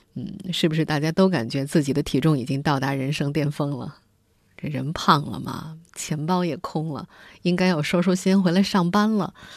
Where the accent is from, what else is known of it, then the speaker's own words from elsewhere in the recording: Jiangsu, China; moved away; 我的老家江苏一个四线小城